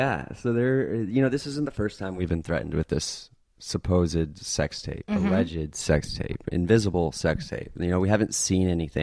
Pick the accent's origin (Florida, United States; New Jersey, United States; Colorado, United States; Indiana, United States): Florida, United States; now in Los Angeles, United States; I grew up in Florida.